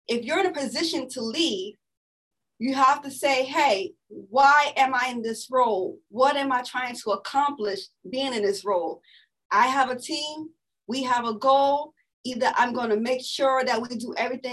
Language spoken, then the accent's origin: English; New York City, New York, United States; I'm born and raised here in Brooklyn, New York. And I am from East New York